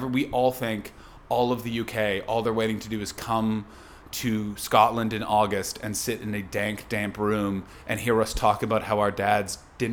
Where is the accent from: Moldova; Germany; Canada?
Canada; moved away; I come from North America, I come from Canada